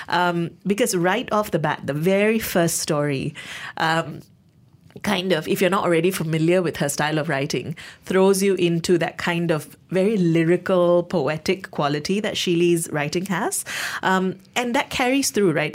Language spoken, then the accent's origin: English; Malaysia; as a Malaysian, as someone who, um, has some of these lived experiences